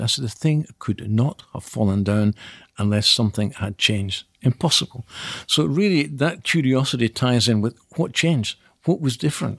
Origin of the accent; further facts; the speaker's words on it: Scotland, United Kingdom; clearly I'm Scottish